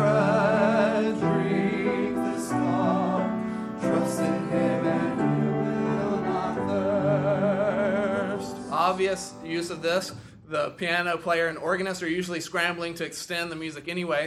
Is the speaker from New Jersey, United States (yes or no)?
no; Alabama, United States; accent: Alabama; my Alabama accent